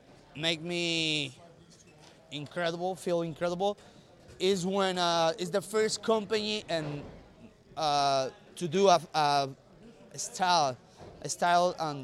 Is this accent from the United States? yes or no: no; Mexico; English is a second language; because we come from Mexico